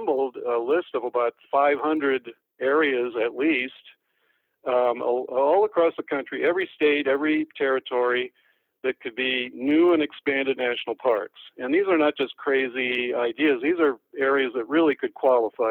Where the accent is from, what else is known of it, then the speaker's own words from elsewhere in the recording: Detroit, Michigan, United States; I was from Detroit. And we didn't have any national parks nearby.